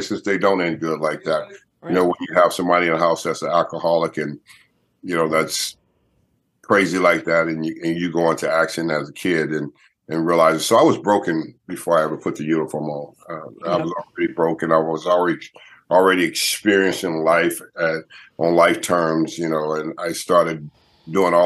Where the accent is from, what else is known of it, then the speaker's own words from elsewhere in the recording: Los Angeles, California, United States; I grew up in Southern California, Los Angeles, California. So I'm a California guy